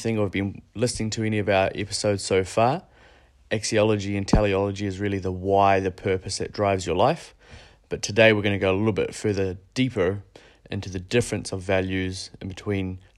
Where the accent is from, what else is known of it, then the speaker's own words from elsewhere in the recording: Christchurch, Canterbury, New Zealand; moved away as an adult; now in Bali, Indonesia; I'm currently in quarantine back in my hometown in Christchurch